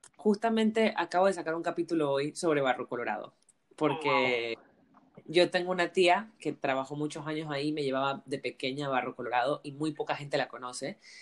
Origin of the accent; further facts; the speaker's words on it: Panama; moved away; also born or lived in Barcelona, Spain; siendo panameña en Barcelona